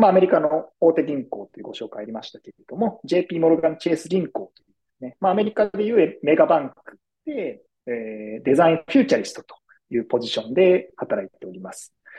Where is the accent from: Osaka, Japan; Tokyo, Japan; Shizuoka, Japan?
Tokyo, Japan; moved away as an adult; now in New York, United States; 生まれも育ちも東京でして、東京の大学を卒業して、普通に東京でですね、そのままあの社会人経験を経て、その後ですね、えー、2018年からニューヨークに渡ってきておりまして